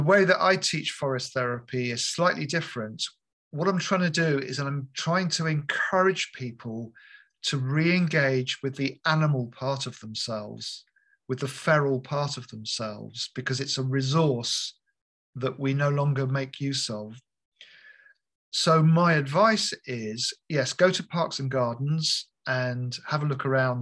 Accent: United Kingdom; moved away; I grew up near London

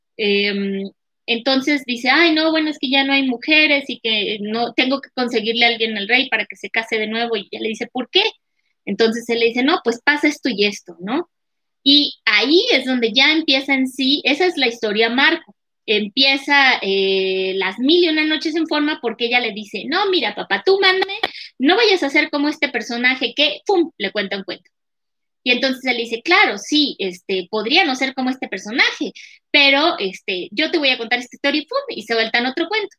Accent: Mexico; also born or lived in Durango, Mexico; así como los mexicanos somos muy refraneros

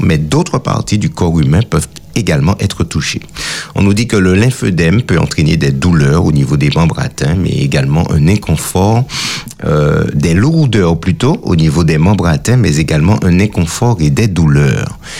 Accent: Martinique; chez nous en Martinique

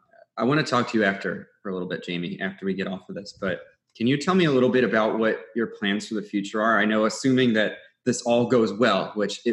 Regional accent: New York City, New York, United States; I'm from Staten Island, New York

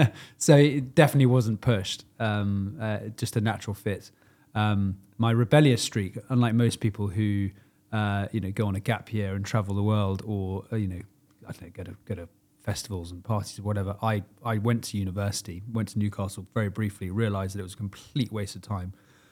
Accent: Rintown, North Rhine-Westphalia, Germany; born there; also born or lived in Cyprus; I was born in Germany under the Army of the Rhine in a British military hospital at a place called Rintown. And I have lived in Germany a total of 9 years over three different stints growing up.

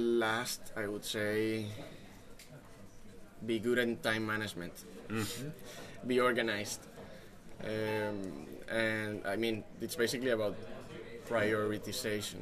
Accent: Colombia; moved away; we come from Colombia and we came here without knowing a soul

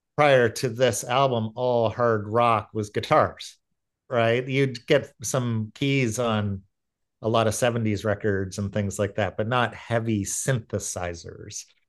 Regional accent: Aurora, Ontario, Canada; I grew up in Aurora

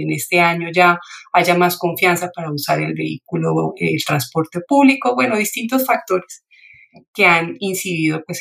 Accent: Bucaramanga, Santander, Colombia; soy de, soy de Bucaramanga, entonces sí me, alegra mucho poder dar esta esta entrevista para ustedes.

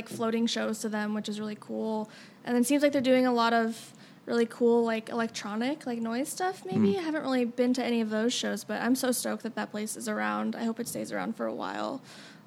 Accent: Denver, Colorado, United States; moved away as an adult; now in Kansas City, United States; I lived in the suburbs, so it was like very suburban life, like very boring childhood.

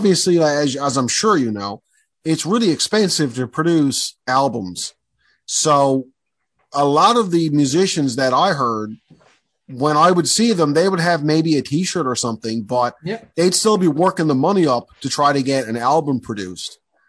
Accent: Mount Pearl, Newfoundland and Labrador, Canada; I'm from Mount Pearl, so I didn't grow up with, you know, a lot of the local bands

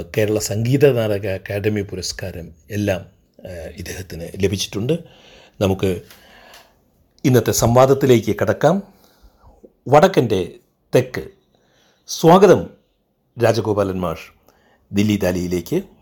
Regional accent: Kottayam, Kerala, India; moved away as an adult; also born or lived in Kozhikode / Kannur / Thrissur; ഞാൻ ജനിച്ചത് കോട്ടയത്താണ് പഠിച്ചതും കോട്ടയത്താണ്

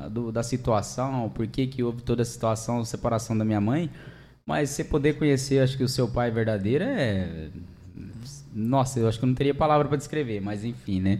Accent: Angélica, Mato Grosso do Sul, Brazil; sou de Mato Grosso do Sul mesmo, né? Eu nasci em Angélica.

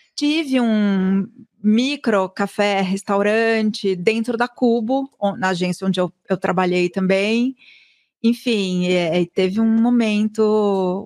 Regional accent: São Paulo, Brazil; also born or lived in New York; eu sou de São Paulo, nascida no Ipiranga, então sou super paulistana

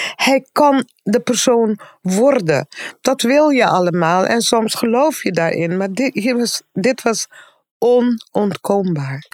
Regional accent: Aruba; now in Netherlands; En we zijn dus opgegroeid op Aruba

